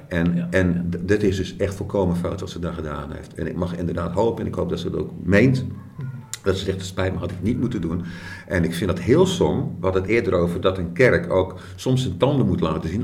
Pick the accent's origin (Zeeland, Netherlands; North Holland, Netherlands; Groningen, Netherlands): Zeeland, Netherlands; Krabbendijke; accent: Zeeuws; ik kom van Krandiek.